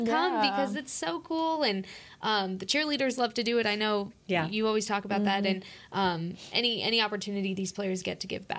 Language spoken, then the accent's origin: English; Las Cruces, New Mexico, United States; Las Cruces, New Mexico.